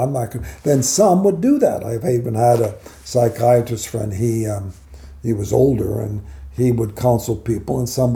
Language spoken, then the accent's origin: English; Los Angeles, California, United States; also born or lived in Baltimore; I was raised in Hollywood